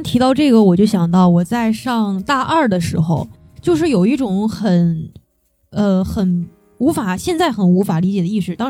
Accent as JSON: {"language": "Chinese", "country": "China", "said": "其实我觉得我们中国人是有这种意识的。"}